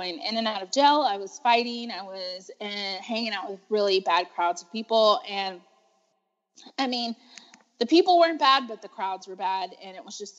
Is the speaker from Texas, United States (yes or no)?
yes; Texas, United States; I was born and raised in Texas